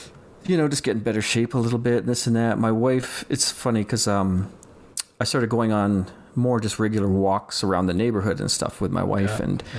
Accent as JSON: {"language": "English", "town": "Calgary", "region": "Alberta", "country": "Canada", "said": "I'm from Calgary, Alberta, and I'm just a hobby photographer"}